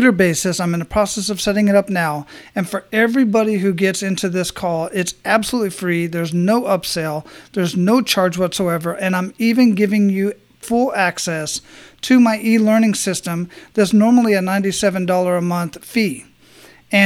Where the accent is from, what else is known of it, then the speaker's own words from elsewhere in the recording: Arizona, United States; also born or lived in Hawaii; now in Florida, United States; born and raised in Arizona